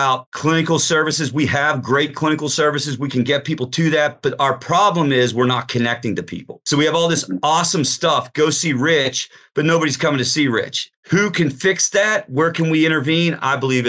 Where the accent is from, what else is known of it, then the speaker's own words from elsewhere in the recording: Pittsburgh, Pennsylvania, United States; I'm from Pittsburgh